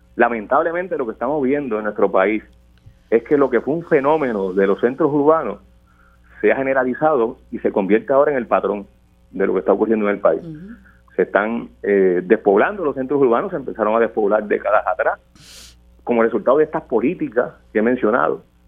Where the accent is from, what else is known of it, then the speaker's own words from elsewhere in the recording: Puerto Rico; nosotros queremos como puertorriqueños y puertorriqueñas